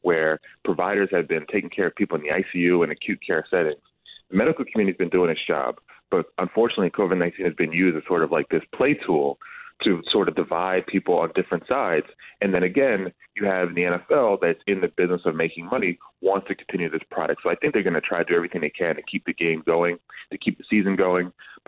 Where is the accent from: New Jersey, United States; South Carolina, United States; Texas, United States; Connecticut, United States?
New Jersey, United States; I'm from Jersey, St. Joe's Metuchen.